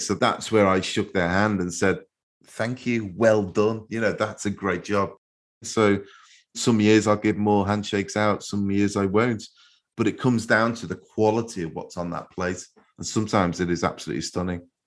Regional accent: Liverpool, North West England, United Kingdom; the way I grew up in Liverpool, in our chip shops

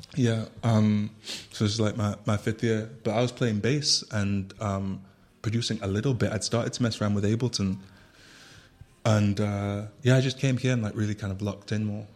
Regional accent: Manchester, North West England, United Kingdom; now in Berlin, Germany; I was born and raised in Manchester

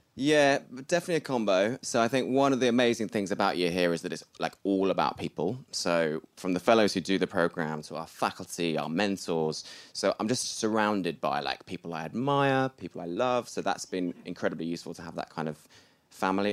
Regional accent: Bath, South West England, United Kingdom; I'm from Bath, and we just had pretty normal upbringings

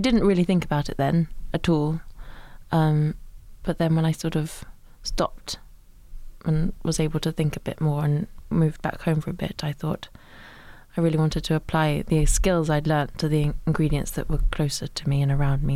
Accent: Suffolk, East of England, United Kingdom; I grew up in Suffolk

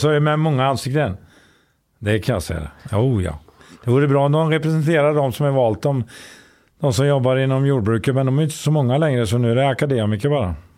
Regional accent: Tidan, Västra Götaland, Sweden; also born or lived in Gothenburg / Grebbestad; jag är från Tidan

